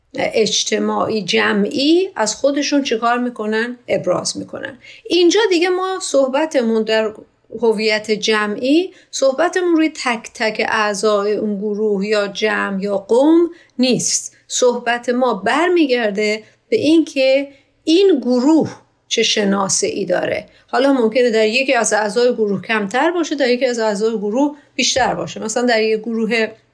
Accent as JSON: {"language": "Persian", "country": "Iran", "said": "من ایرانی هستم"}